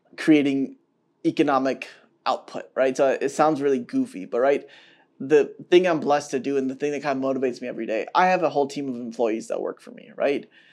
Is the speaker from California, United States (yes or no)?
no; Atlanta, Georgia, United States; now in Chicago, United States; I grew up in Atlanta